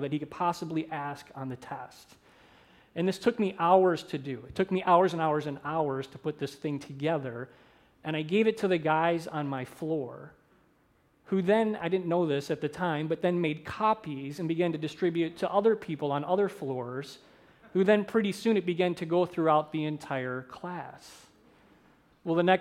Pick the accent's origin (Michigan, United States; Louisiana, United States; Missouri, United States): Michigan, United States; St. Clair Shores; moved away as an adult; also born or lived in Minneapolis, Minnesota; I grew up in St. Clair Shores, Michigan